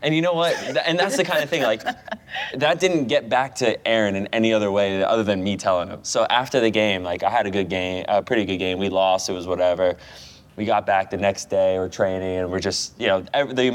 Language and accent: English; United States; moved away as an adult; now in England; I'm American